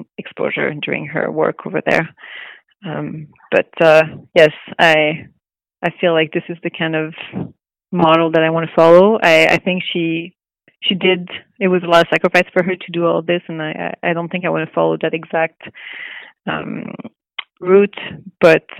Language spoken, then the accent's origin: English; Montreal, Quebec, Canada; moved away as an adult; also born or lived in Los Angeles; now in Vancouver, Canada; I'm from Montreal. I'm French Canadian. And I did, I grew up there